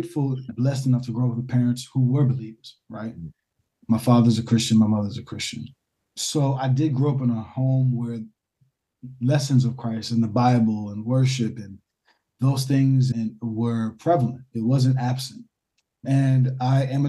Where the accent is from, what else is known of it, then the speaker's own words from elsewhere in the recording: New Jersey, United States; also born or lived in Brooklyn, New York; So I was born in New York City, but grew up for the majority of my formative years in New Jersey